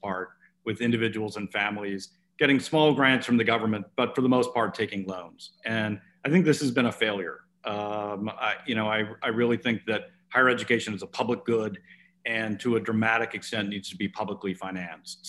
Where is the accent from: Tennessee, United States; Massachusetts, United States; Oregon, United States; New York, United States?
Oregon, United States; my home state of Oregon